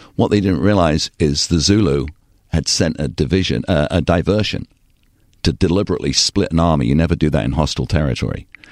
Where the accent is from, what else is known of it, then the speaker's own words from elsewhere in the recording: Torquay, South West England, United Kingdom; moved away; also born or lived in Bristol / Southern California; I was so blessed to grow up there